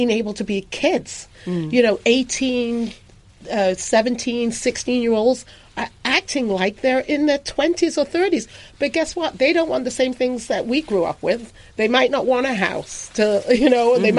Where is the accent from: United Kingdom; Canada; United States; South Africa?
United Kingdom; England; moved away; when I was growing up, I grew up in England